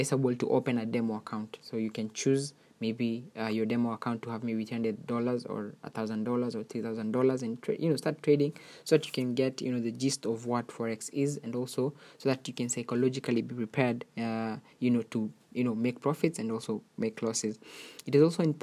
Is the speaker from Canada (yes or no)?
no; Kenya; your favorite Kenyan YouTuber